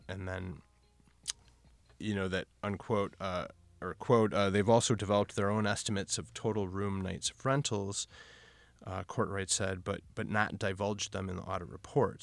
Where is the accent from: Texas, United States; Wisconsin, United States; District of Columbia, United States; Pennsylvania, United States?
Wisconsin, United States; Milwaukee; moved away as an adult; now in Portland, United States; I'm from Milwaukee, Wisconsin. I'm a Cheesehead